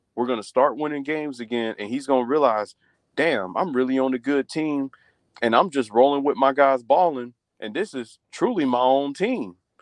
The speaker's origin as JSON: {"language": "English", "region": "the Carolinas", "country": "United States", "said": "I'm from the Carolinas"}